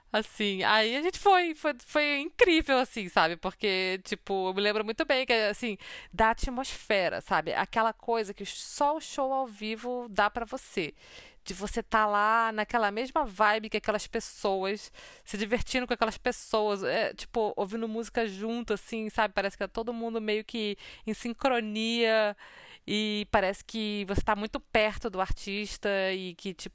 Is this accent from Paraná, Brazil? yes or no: no; Rio de Janeiro, Brazil; also born or lived in Manaus; Eu sou do Rio de Janeiro, a minha família inteira é do Rio de Janeiro. E eu tava morando em Manaus